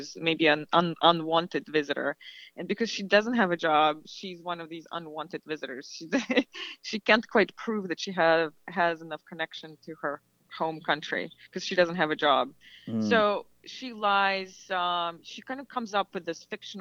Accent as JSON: {"language": "English", "country": "Belarus", "tie": "born or raised there", "moved": "yes", "said": "for me, growing up in Belarus"}